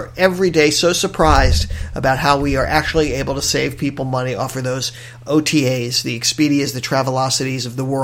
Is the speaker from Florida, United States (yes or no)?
yes; Miami, Florida, United States; moved away as an adult; now in Hawaii, United States; I'm from Miami, and I've been in Hawaii for 21 years